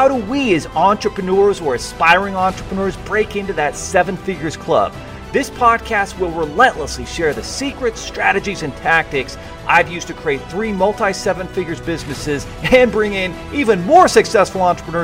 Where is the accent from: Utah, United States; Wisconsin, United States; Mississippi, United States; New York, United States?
Utah, United States; Beaver; I grew up in Beaver, Utah, 3,000 people, very small town, limited opportunities, you know, in southern Utah where I grew up.